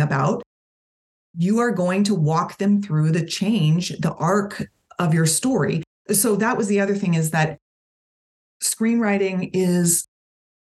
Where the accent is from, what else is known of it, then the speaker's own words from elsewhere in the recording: Tampa, Florida, United States; I was born in 1973 in Tampa, Florida